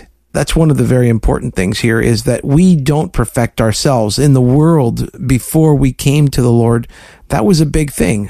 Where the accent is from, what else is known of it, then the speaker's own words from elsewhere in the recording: South Florida, United States; my story about growing up in South Florida